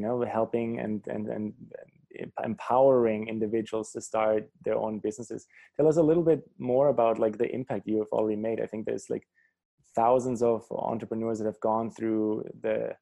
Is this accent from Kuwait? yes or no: no; Germany; I grew up in Germany